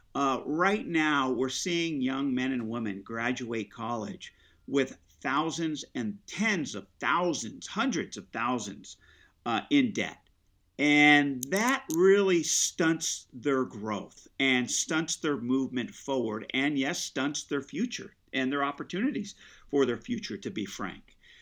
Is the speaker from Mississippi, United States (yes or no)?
no; Central Coast, California, United States; I grew up here on the Central Coast. Um, you know, this is all I know. This is the only place I've called home